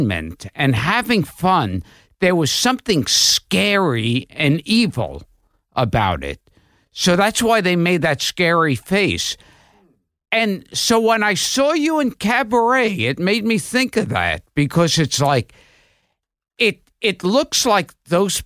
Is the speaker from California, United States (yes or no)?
no; New York City, New York, United States; I was born in Coney Island